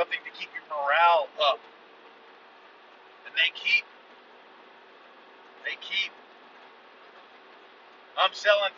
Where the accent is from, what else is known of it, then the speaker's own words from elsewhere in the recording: United States; I'm unapologetically American.